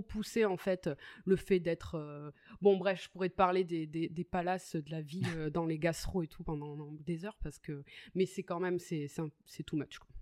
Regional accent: Capbreton, Nouvelle-Aquitaine, France; now in Greece; J'habite en Grèce. Je suis originaire des Landes, de Cabreton.

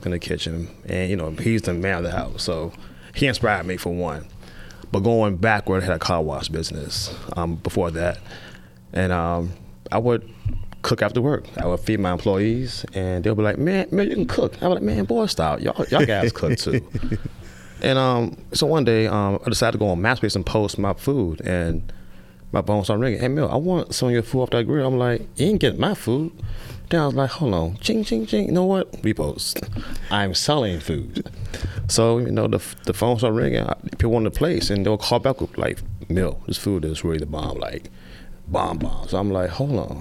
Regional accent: Richmond, Virginia, United States; moved away as an adult; also born or lived in Georgia; I was born in Richmond, Virginia, in the county

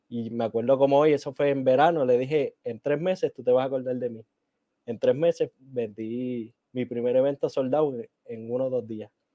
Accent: Puerto Rico; accent: Puerto Rican (English); mi inglés es un inglés puertorriqueño

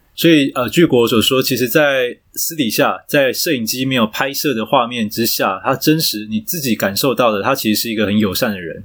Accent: Yongkang Street, Taipei, Taiwan; 因为我老家我住在那个永康街

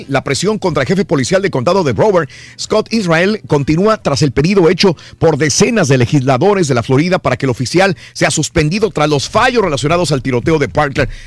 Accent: Matamoros, Tamaulipas, Mexico; moved away; también tembló en Matamoros, Tamaulipas. Fíjate. En mi tierra.

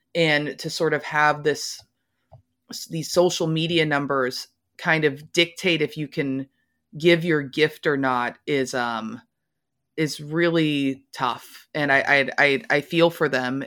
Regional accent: Louisville, Kentucky, United States; I'm from Louisville, Kentucky, not exactly a music mecca

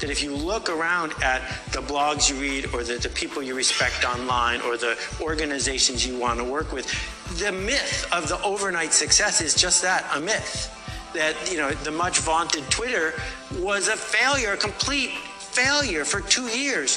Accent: Nashville, Tennessee, United States; I grew up in Nashville, Tennessee

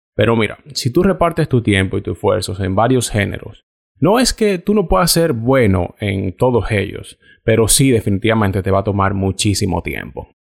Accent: Dominican Republic; moved away as an adult; now in Canada; algunos de los fotógrafos con los que yo trabajo en mi país

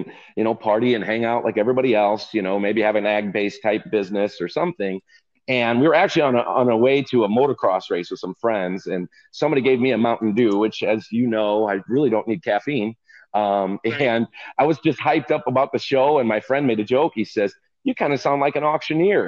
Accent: Stuart, Illinois, United States; I'm from Stuart, Illinois. So I'm just south of Rochelle or Rockford, right up north central Illinois

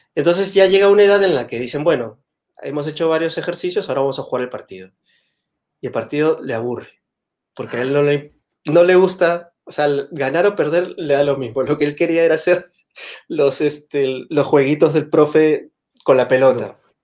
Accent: Peru; moved away as an adult; also born or lived in Madrid, Spain; now in Spain; en Perú somos mucho más eh, sutiles

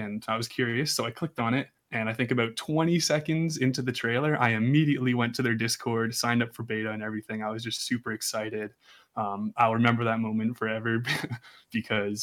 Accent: Toronto, Ontario, Canada; I'm from Toronto, Canada

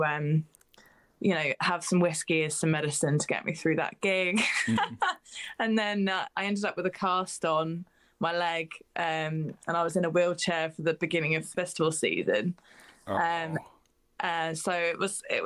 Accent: Cambridge, East of England, United Kingdom; Cambridge, which is my hometown where I live

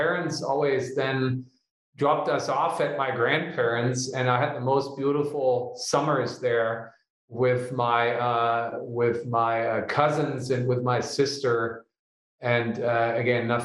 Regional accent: Germany; moved away; my home country in Germany

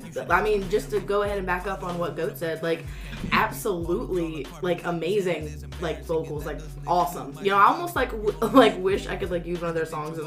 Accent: Louisiana, United States; We're from Louisiana, and we never learned how to read.

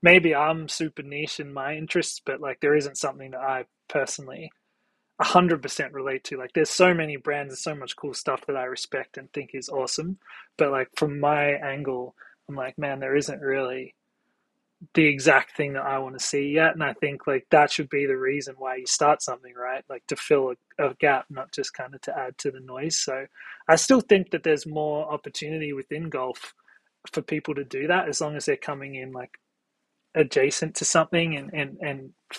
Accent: Australia; now in New York, United States; You know, I moved from Australia to New York for a job, and I had a really successful career here in New York

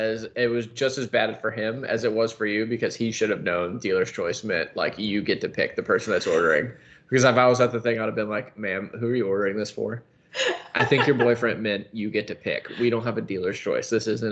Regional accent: Florida, United States; also born or lived in Howard, Ohio; Moved here when I was 4. Been here ever since.

